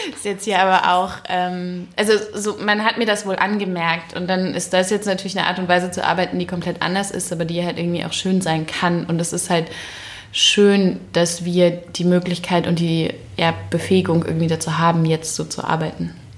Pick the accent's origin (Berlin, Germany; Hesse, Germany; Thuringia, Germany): Berlin, Germany; also born or lived in Frankfurt; dann komme ich ja aus Berlin